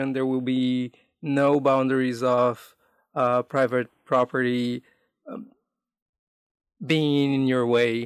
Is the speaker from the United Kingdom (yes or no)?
no; Brazil; moved away as an adult; also born or lived in Amazonas, Brazil / Manaus, Brazil; now in North America; I grew up in an urban environment and away from my hometown, away from the state I was born in, which is Amazonas, like living in mostly in big cities around Brazil.